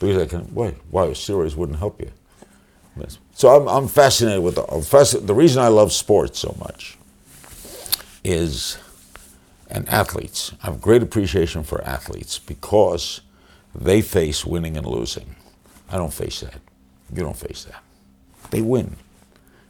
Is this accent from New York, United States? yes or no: yes; New York City, New York, United States; I grew up in Brooklyn